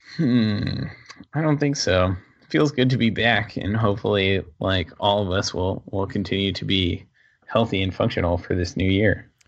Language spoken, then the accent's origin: English; Rhode Island, United States; I'm from Rhode Island